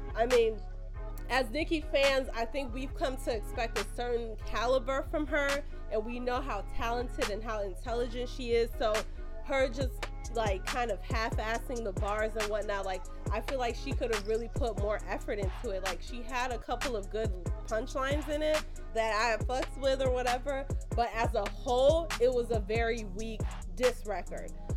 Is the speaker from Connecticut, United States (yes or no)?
no; Chicago, Illinois, United States; I am from Chicago